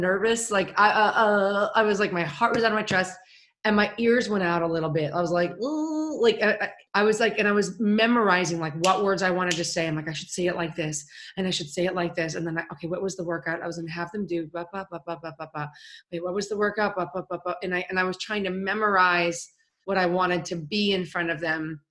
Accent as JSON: {"language": "English", "town": "Chicago", "region": "Illinois", "country": "United States", "said": "I'm from Chicago."}